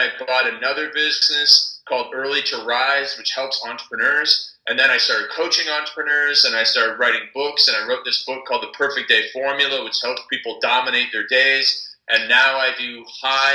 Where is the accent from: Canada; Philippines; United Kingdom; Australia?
Canada; I'm from Canada